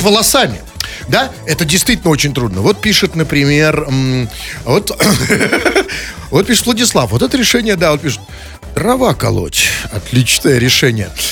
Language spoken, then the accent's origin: Russian; Saint Petersburg, Russia; мы петербуржцы живем